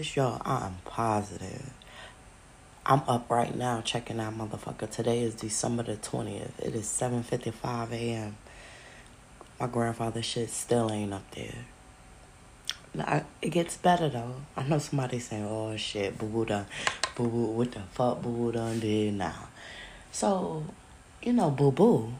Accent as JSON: {"language": "English", "town": "New York City", "region": "New York", "country": "United States", "said": "we're from Brooklyn, New York."}